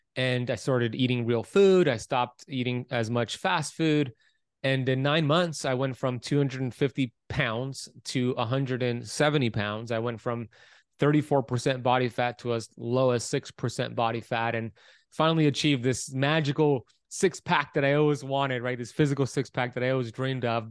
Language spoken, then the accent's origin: English; Miami Beach, Florida, United States; I was born in Miami Beach, Florida, nineteen eighty-four